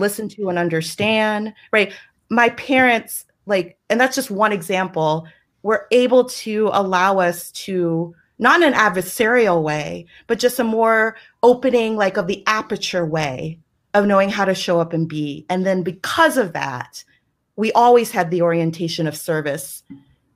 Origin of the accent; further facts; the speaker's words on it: the South, United States; I'm from the South, and I am very proud to be from the South, and that will always be a part of me